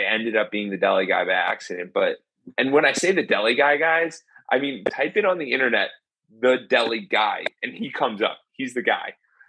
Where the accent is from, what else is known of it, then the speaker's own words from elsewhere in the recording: Ridgewood, New Jersey, United States; my hometown of Ridgewood, New Jersey